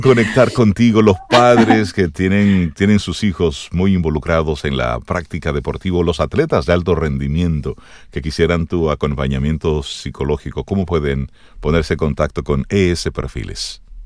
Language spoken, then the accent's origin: Spanish; Salcedo, Hermanas Mirabal, Dominican Republic; moved away; mi pueblo, allá en Salcedo